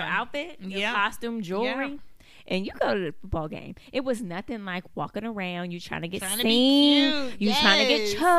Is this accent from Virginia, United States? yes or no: yes; Altavista, Virginia, United States; I'm from Alta Vista.